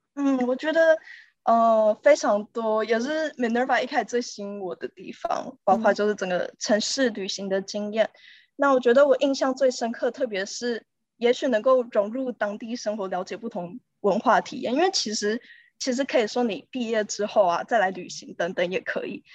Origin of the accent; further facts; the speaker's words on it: Taiwan; moved away as an adult; also born or lived in San Francisco, United States; now in London, United Kingdom; 我从出生到高中都是读台湾的体制的